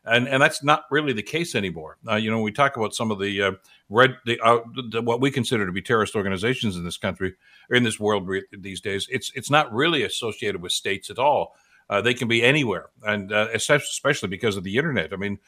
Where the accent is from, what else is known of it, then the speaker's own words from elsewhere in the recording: Canada; And we celebrate what is Canadian. We celebrate being Canadian.